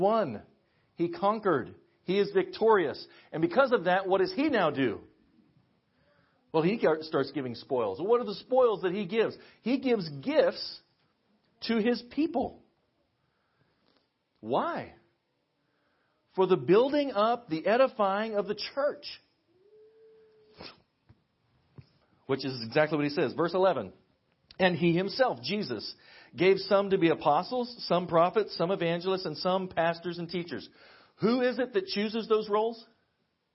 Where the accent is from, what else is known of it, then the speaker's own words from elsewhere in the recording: Western Kansas, United States; I'm from Western Kansas. We have tumbleweeds in Western Kansas